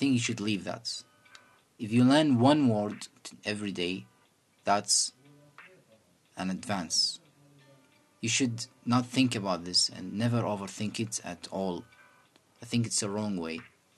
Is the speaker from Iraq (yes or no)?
yes; Iraq; first language Arabic; English is a second language; Our native language is Arabic, again.